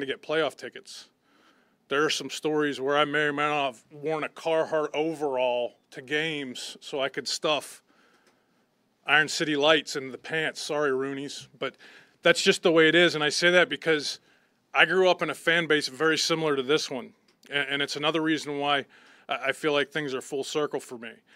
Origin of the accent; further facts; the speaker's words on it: Butler, Pennsylvania, United States; moved away; I grew up in Butler, Pennsylvania, in a steel town